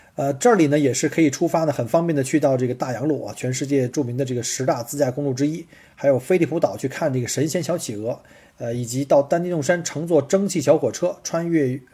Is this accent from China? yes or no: yes; northern China, China; 因为我是北方人